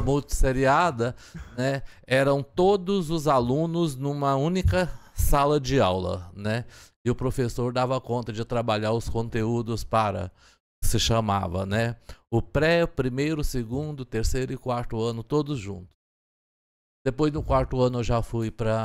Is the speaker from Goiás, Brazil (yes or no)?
yes; Turvânia, Goiás, Brazil; eu nasci em Turvânia, que é aqui na região oeste do estado, a 90 quilômetros de Goiânia